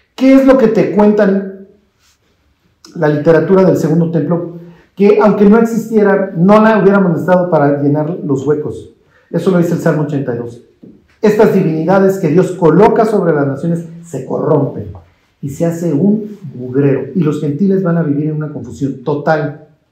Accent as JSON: {"language": "Spanish", "country": "Mexico", "said": "yo soy mexicano y me llevo el Evangelio"}